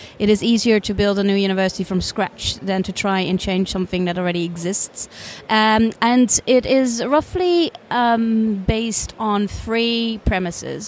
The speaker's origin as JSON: {"language": "English", "country": "Netherlands", "also_born_or_lived": "United States", "moved": "as an adult", "lives_now": "United Kingdom", "said": "I'm originally from the Netherlands, lived in the UK for 15 years"}